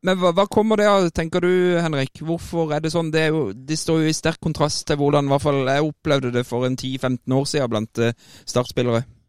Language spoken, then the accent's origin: Norwegian; Kristiansand, Agder, Norway; der jeg er født og oppvokst